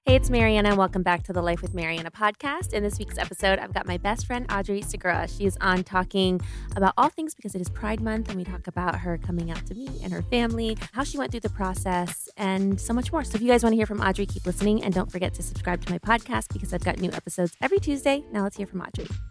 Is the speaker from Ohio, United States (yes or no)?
yes; Ohio, United States; moved away; we're from Ohio